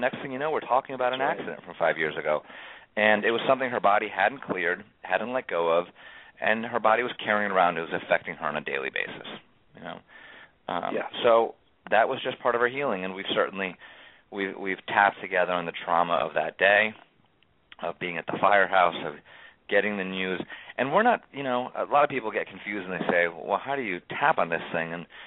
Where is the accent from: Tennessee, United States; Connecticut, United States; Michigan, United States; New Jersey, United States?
Connecticut, United States; town next to Newtown; Grew up in the town right next to here